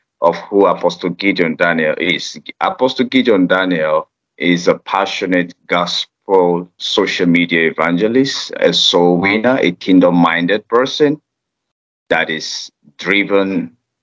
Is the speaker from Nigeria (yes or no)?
yes; Nigeria; I am from Nigeria and a citizen of Nigeria